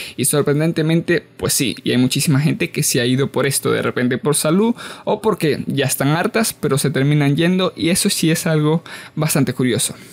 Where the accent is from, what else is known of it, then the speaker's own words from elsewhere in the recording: Venezuela; nosotros como venezolanos nos vamos de Venezuela